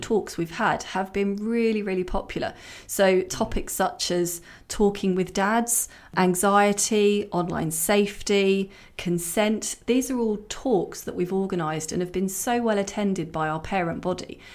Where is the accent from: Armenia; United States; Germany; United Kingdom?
United Kingdom; Hertfordshire, East of England; I grew up in Hertfordshire.